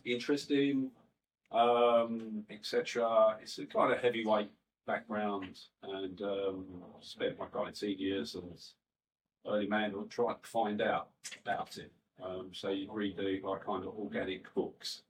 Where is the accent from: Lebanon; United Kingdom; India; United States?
United Kingdom; London; I'm from West Ham. Um, born in 1962